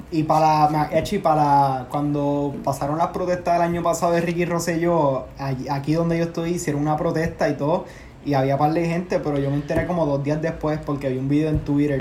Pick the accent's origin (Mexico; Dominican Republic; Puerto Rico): Puerto Rico; moved away as an adult; now in United States; somos siete boricuas